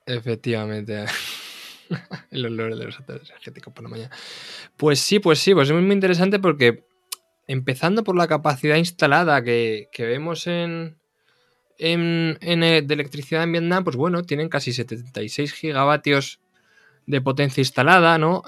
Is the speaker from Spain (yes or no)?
yes; Castilla-La Mancha, Spain; vengo del, del Carral de la Mancha, entonces claro, nunca, me he creado con olivos, me he creado con viñas